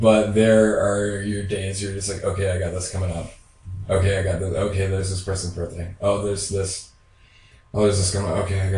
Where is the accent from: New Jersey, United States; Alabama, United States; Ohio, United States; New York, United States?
Ohio, United States; Sidney; my old house where I grew up in Sydney, Ohio